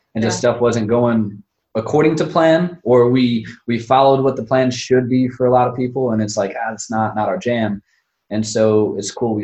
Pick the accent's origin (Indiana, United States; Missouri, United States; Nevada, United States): Indiana, United States; Northwest; I'm from the region, Cherville